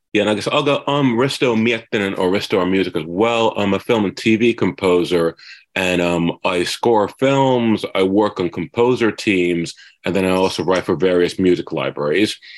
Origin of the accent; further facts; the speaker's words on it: Finland; moved away as an adult; now in Los Angeles, United States; I'm originally from Finland